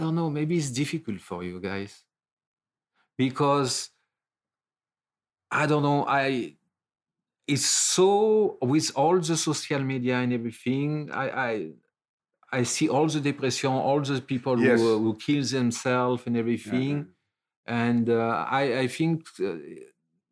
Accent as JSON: {"language": "English", "country": "France", "tie": "born or raised there", "second_language": "English", "moved": "as an adult", "lives_now": "Los Angeles, United States", "said": "I was coming from France"}